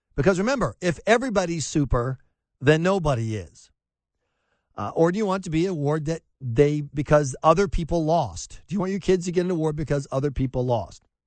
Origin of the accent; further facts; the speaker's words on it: the South, United States; moved away as an adult; also born or lived in New England; growing up in the South